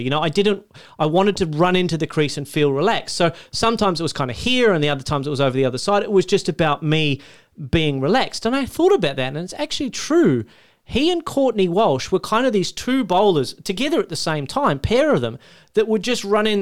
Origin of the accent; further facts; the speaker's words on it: Australia; As an Australian